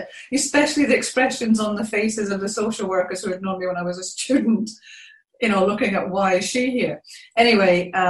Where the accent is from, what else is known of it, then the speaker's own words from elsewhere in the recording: Scotland, United Kingdom; moved away as an adult; now in New Zealand; I'm originally from Scotland, but I've been living in New Zealand for just over 14 years.